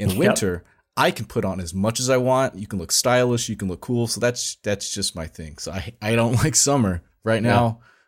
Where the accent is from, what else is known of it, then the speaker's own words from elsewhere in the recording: California Bay Area, United States; moved away; a person who's from the California Bay Area, we're not from SoCal